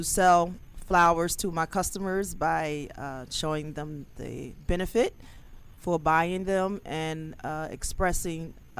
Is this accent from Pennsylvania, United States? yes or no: yes; Philadelphia, Pennsylvania, United States